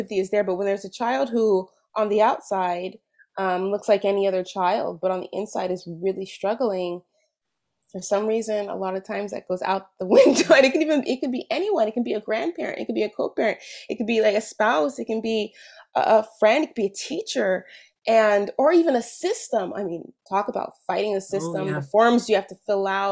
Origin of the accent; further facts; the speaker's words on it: California, United States; moved away as an adult; now in Quebec, Canada; I'm from California originally.